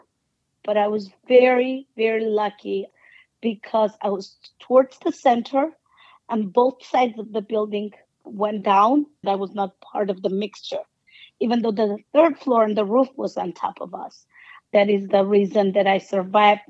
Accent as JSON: {"language": "English", "town": "Spitak", "region": "Lori", "country": "Armenia", "tie": "born or raised there", "moved": "yes", "said": "Spitak, my hometown"}